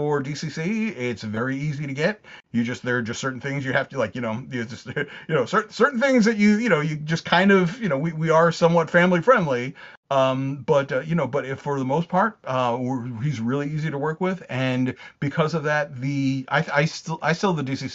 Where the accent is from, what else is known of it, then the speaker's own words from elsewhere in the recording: Long Island, New York, United States; also born or lived in Catskills, New York / North Carolina (ancestry); I'm originally from Long Island, New York